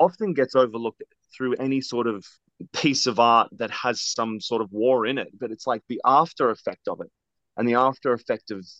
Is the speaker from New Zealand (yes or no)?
no; Australia; moved away; I have a bit of an accent. I'm originally from Australia.